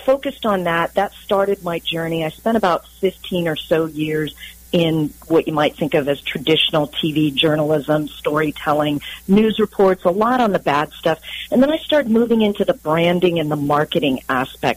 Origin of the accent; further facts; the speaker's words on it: San Diego, California, United States; So I'm a local to San Diego. In fact, I am a native, if you can believe that, with all of the transplants that we have here. There aren't too many of us, but I grew up in the Claremont area in San